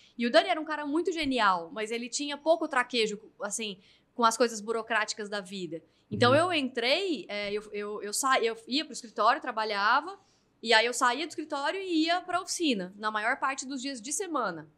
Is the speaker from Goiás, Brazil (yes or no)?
yes; Goiânia, Goiás, Brazil; moved away as an adult; now in São Paulo, Brazil; eu sou de Goiânia, né? Então eu vim para São Paulo aos 23, depois de ter me formado em Direito